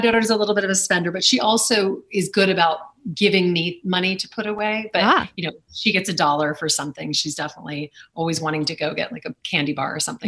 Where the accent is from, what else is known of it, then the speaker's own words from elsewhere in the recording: Lake Charles, Louisiana, United States; now in New York City, United States; growing up in Lake Charles, Louisiana